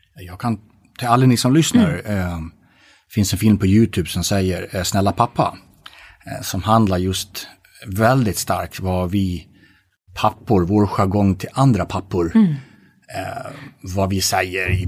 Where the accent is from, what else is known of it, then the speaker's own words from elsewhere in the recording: Gotland, Sweden; jag är född på Gotland. Det vill säga att jag är svensk man.